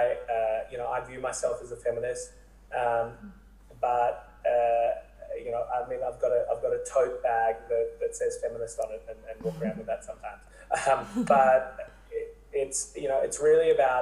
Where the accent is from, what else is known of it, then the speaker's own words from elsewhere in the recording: Sydney, New South Wales, Australia; Originally from Sydney, studied at Macquarie